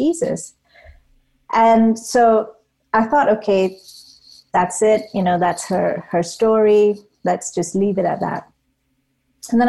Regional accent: Malaysia; now in United Kingdom; I grew up in Malaysia, and Malaysia is predominantly a Muslim country, and I grew up a Hindu

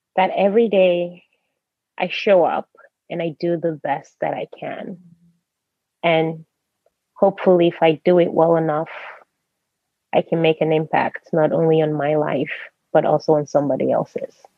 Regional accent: United States; moved away as an adult; also born or lived in Nigeria; now in Norway; I grew up in America, even though I've lived in Europe for a while, I'm still Nigerian

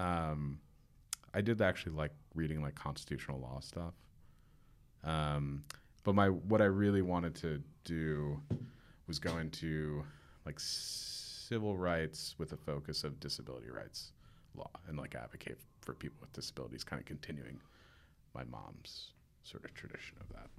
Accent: Warwick, New York, United States; also born or lived in Staten Island, New York; Where I grew up in Warwick, it's staggeringly beautiful.

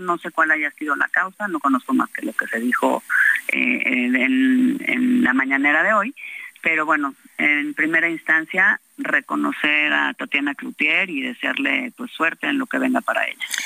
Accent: Mexico; como mexicanos

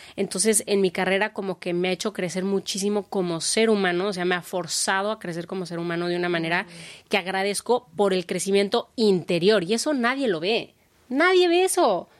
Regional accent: Mexico; como una mexicana

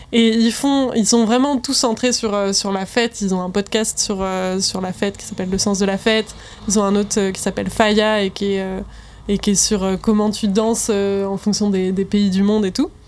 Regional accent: Rennes, Brittany, France; moved away; Rennes, ça va, c'est vraiment mon bled à moi

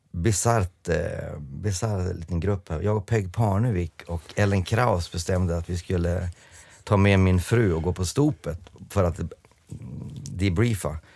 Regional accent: England, United Kingdom; Jag spelade på Wembley eh, som engelsman spelande för Skottland, men jag vågade inte öppna munnen

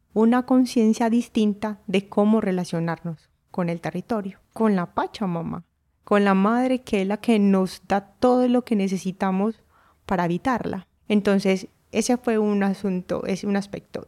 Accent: Urrao, Antioquia, Colombia; Nací en Urrao, Antioquia, Colombia

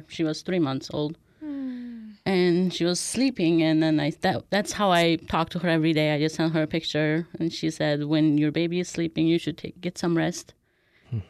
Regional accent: Urumqi, Xinjiang, China; moved away as an adult; now in United States; I was born and raised in Urumqi, the capital city of Xinjiang

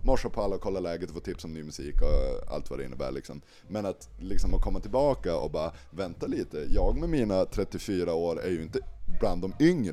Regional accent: Malå, Västerbotten County, Sweden; now in Umeå, Sweden; jag är uppväxt i liksom Sveriges femte minsta kommun

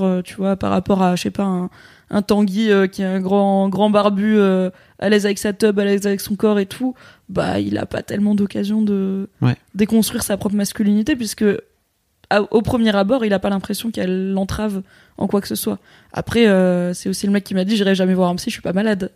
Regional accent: Morocco; moi, je suis marocaine

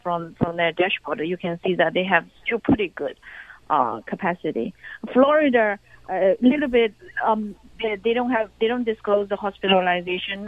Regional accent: China; now in United States; in my hometown, you know, the, every day uh, the uh, every neighborhood have have a government official

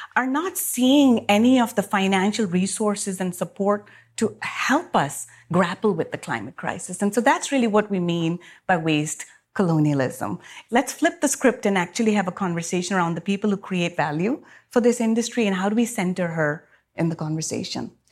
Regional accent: Pakistan; moved away; my home country in Pakistan

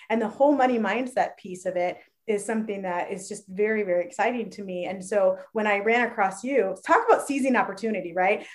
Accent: Phoenix, Arizona, United States; we realized we're both from Phoenix

